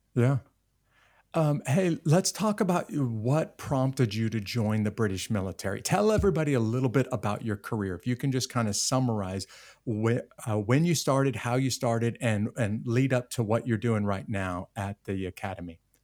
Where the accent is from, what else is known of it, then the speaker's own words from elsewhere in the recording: United States; an American citizen